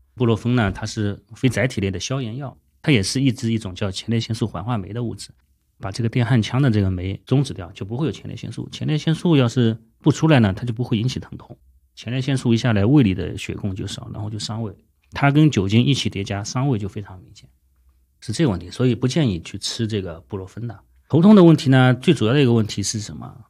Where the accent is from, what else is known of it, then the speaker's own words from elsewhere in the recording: Shandong, China; 我山东人